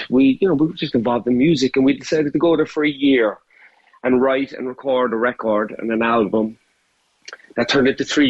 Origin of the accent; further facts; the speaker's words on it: Cork, Munster, Ireland; moved away as an adult; also born or lived in New York, United States; now in Connecticut, United States; being an Irishman, a Corkman